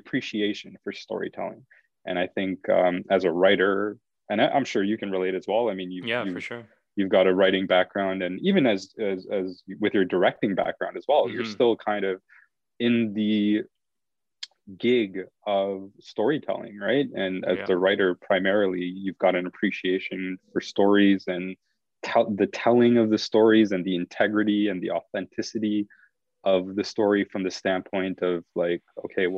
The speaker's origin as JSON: {"language": "English", "town": "Montreal", "region": "Quebec", "country": "Canada", "tie": "born or raised there", "said": "I grew up in Montreal, which in of itself, if you're an Anglo in a Franco area"}